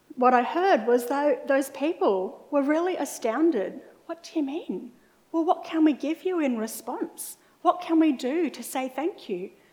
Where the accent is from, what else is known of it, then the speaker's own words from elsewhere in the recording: Mackay, Queensland, Australia; for a lot of my school years, I was growing up in Mackay in North Queensland.